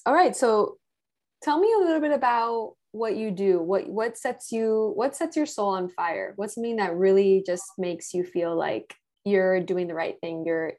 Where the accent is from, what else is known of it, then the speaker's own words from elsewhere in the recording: Miami, Florida, United States; we're from Miami, we're Latina and European.